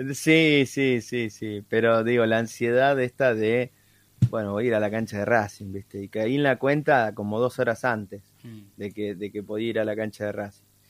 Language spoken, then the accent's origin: Spanish; Tres Arroyos, Buenos Aires Province, Argentina; en la ciudad de Tres Arroyos, de donde soy, provincia de Buenos Aires